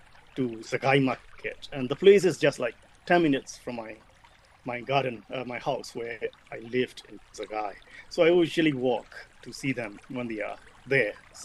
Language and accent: English; Myanmar; now in United Kingdom; I was born in Burma, Myanmar